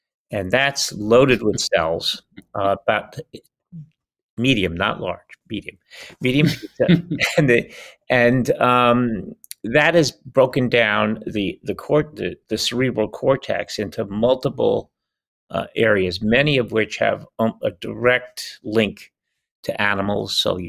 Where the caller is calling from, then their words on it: El Cerrito, California, United States; I'm calling in from El Cerrito, California. The Little Hills.